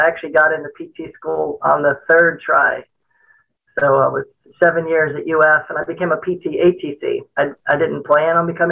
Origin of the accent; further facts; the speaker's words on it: Miami, Florida, United States; I grew up in Miami